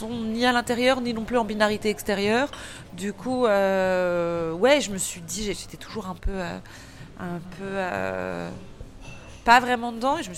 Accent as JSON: {"language": "French", "town": "Malakoff", "region": "Île-de-France", "country": "France", "tie": "born or raised there", "said": "étant née en en banlieue, en banlieue, ni moche ni belle. J'ai grandi à Malakoff, c'est ni, ni la, la, la, la, banlieue du 93"}